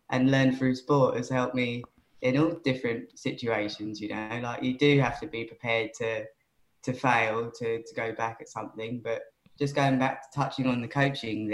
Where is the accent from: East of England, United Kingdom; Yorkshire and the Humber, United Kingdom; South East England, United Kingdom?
South East England, United Kingdom; Worthing; That's my hometown pier